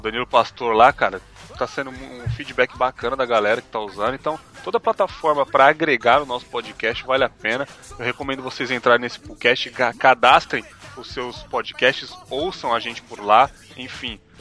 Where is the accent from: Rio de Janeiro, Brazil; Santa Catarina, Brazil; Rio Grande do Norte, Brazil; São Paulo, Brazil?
São Paulo, Brazil; moved away as an adult; now in Cachoeiro de Itapemirim, Brazil; eu sou da favela, mano. Eu sou da região do Ucho aí. Mas infelizmente eu não estou mais em São Paulo